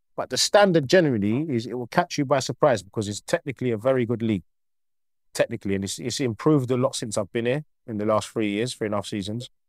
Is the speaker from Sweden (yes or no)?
no; Croydon, London, United Kingdom; moved away as an adult; now in Cyprus; I'm a local boy, I'm from Croydon.